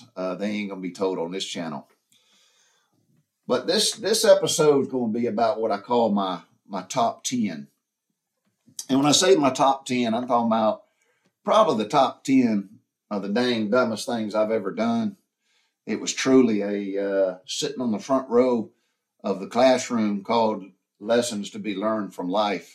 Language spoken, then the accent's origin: English; the South, United States; growing up in the South during the 60s and 70s